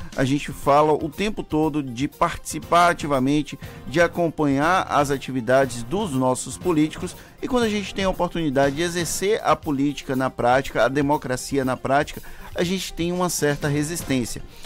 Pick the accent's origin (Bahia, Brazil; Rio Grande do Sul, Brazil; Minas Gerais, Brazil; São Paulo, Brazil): Bahia, Brazil; Valença; o principal colégio eleitoral lá da minha cidade, em Valença